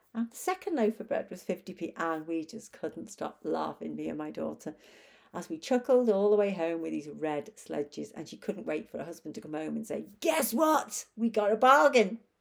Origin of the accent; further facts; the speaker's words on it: Chester, North West England, United Kingdom; moved away; beautiful Chester, Cheshire, which is my hometown